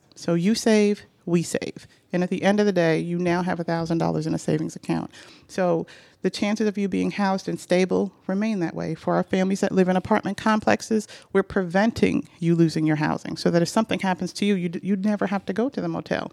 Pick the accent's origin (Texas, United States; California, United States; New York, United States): New York, United States; moved away as an adult; now in Atlanta, United States; I grew up in New York, and on my block, um, you know, everybody on our block knew everyone else